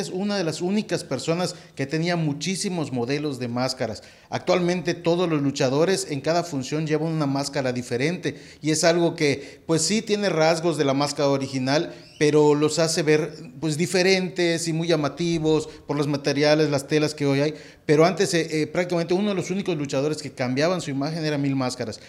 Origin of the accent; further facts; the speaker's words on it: Mérida, Yucatán, Mexico; yo soy de Mérida